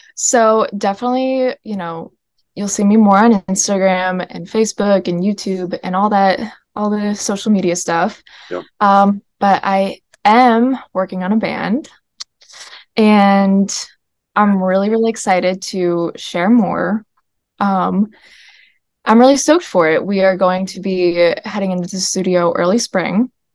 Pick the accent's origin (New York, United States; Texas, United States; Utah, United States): New York, United States; upstate; I grew up in upstate New York